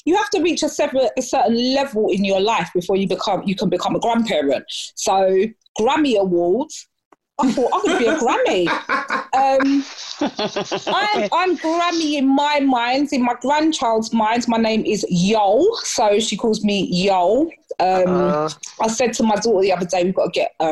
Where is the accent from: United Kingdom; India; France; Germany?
United Kingdom; London; I am from South East London, Lewisham